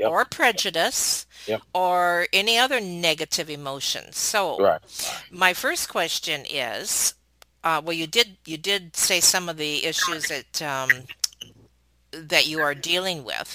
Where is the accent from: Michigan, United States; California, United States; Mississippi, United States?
Michigan, United States; Detroit; I grew up in Detroit